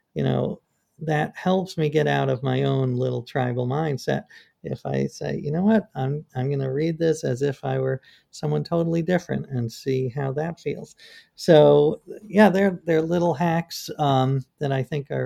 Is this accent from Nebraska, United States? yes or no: no; New York, United States; I grew up in New York